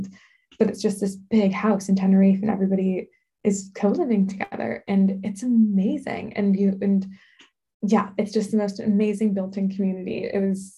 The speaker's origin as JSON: {"language": "English", "region": "Southern California", "country": "United States", "moved": "as an adult", "said": "I'm originally from Southern California and my family is here"}